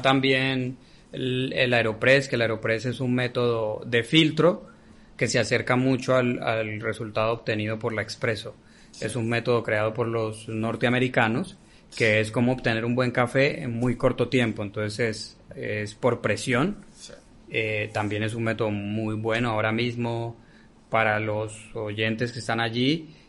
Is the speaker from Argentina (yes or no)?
no; Colombia; now in Vilafranca, Spain; somos colombianos